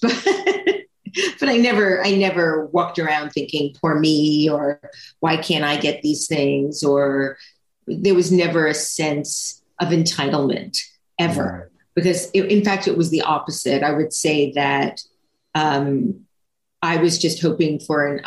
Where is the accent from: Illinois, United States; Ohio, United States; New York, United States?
New York, United States; also born or lived in Long Island / Albany / Manhattan; I'm a native New Yorker. I was born in New York City, but I only lived in the boroughs of New York City until sixth grade, and then 6th through 12th lived on Long Island